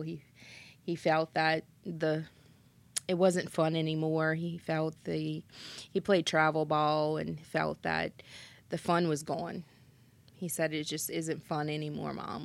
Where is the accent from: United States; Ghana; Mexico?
United States; Schriever, Louisiana; I'm originally from Shriver.